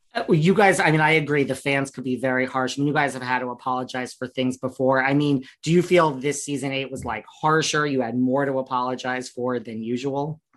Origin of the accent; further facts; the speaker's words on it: New York City, New York, United States; I'm from New York City